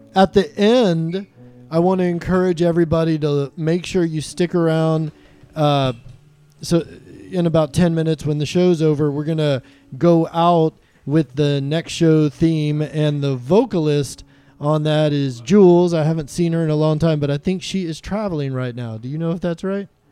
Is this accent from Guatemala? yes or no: no; Austin, Texas, United States; now in Anacortes, United States; Austin, Texas, which is my hometown